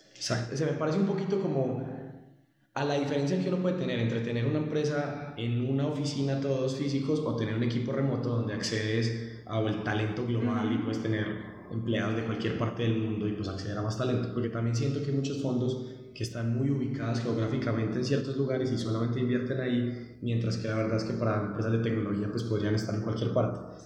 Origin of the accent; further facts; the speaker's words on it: Colombia; yo soy de Colombia